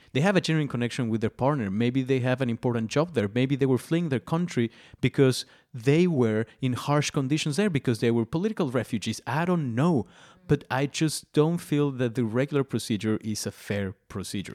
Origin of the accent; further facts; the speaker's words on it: Mexico; I'm Mexican